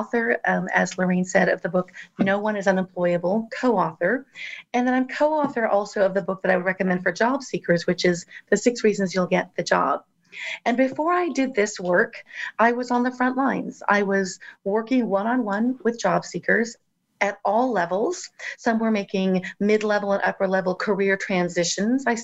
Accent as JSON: {"language": "English", "region": "Southern California", "country": "United States", "tie": "born or raised there", "said": "I grew up in Southern California"}